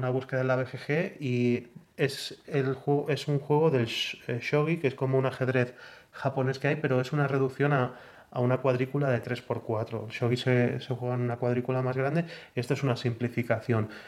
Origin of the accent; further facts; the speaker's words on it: Balearic Islands, Spain; floro en la BSK i soc de Mallorca.